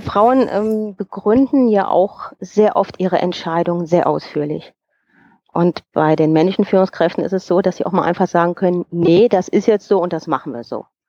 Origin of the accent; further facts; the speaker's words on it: Germany; moved away as an adult; now in Bern, Switzerland; Also ich bin geborene Rheinländerin